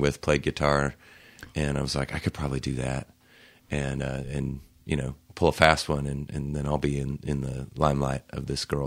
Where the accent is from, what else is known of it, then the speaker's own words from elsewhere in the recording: Logan County, Oklahoma, United States; born and raised in Oklahoma. I grew up north of Edmond in Logan County between Guthrie and Edmond